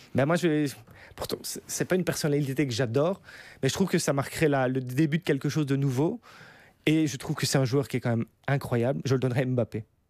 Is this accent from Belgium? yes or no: yes; Belgium; on est belge